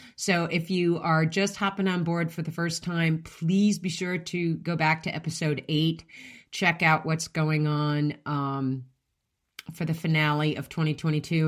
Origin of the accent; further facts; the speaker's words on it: United States; I'm an American and I speak English